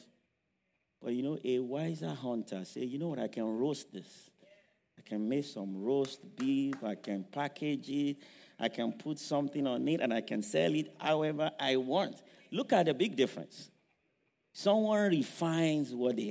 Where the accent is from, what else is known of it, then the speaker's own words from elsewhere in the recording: Nigeria; moved away; those of us who grew up in Africa, I grew up in Nigeria.